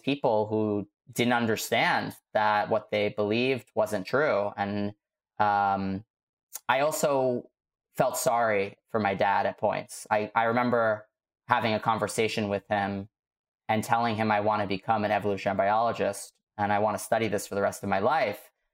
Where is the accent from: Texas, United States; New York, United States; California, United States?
New York, United States; New York City; I was growing up in Staten Island